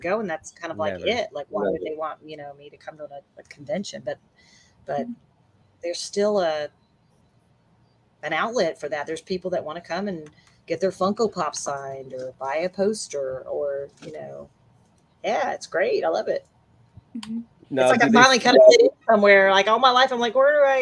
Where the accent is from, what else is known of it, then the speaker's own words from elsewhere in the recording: Eagle Pass, Texas, United States; also born or lived in Memphis, Tennessee; now in Dallas Fort Worth, United States; I remember growing up in Eagle Pass on the border of Mexico near San Antonio.